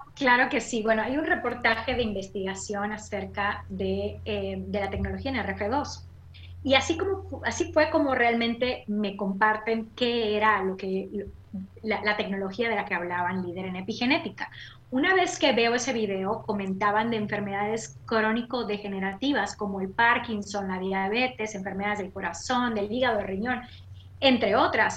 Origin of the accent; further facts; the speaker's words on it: Mérida, Yucatán, Mexico; moved away as an adult; now in United States; yo soy de Mérida, Yucatán, México. Nací y crecí en la Blanca Mérida.